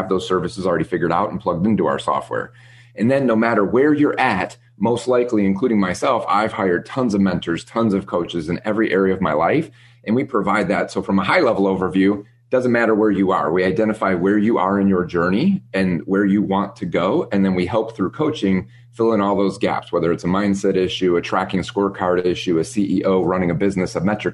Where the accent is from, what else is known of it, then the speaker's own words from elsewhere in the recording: Midwest, United States; moved away as an adult; we grew up in the Midwest, lived in snow